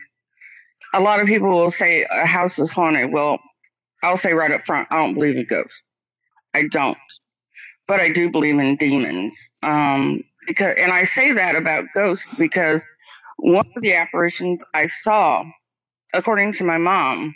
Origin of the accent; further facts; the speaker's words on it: Quincy, Illinois, United States; moved away; my hometown in Quincy, Illinois